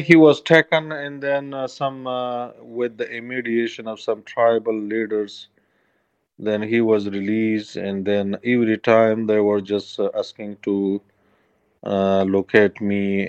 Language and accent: English; Kunar, Afghanistan; English is a second language; Yes, so I have been growing up in my native province that's called Kunar, which is located in the east of capital Kabul.